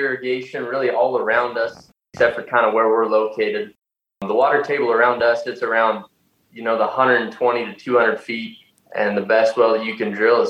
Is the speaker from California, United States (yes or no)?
no; Southeast Colorado, United States; I'm from Southeast Colorado.